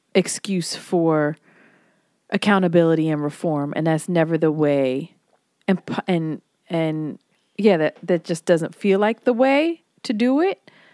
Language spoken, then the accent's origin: English; Hawaii, United States; moved away; I was born in Hawaii, and I learned how to swim at ten